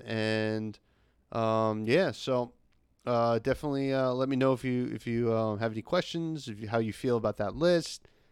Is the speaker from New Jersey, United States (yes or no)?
yes; New Jersey, United States; I'm from Jersey